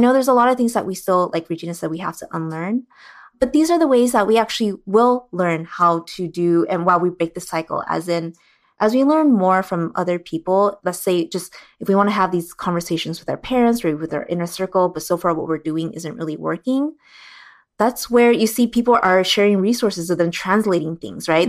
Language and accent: English; California, United States; growing up in Six Two Six